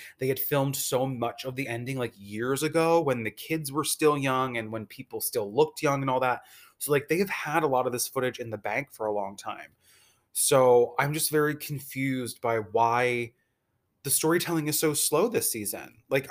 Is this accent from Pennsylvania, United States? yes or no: yes; Philadelphia, Pennsylvania, United States; And I am from the Philadelphia area.